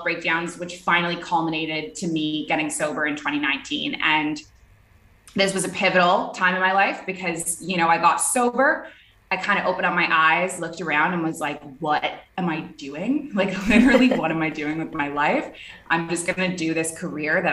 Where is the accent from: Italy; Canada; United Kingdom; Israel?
Canada; Toronto, Ontario; moved away as an adult; also born or lived in Middle East; now in Bali, Indonesia; I am a Canadian. I grew up in the city of Toronto, and I moved overseas when I was 23.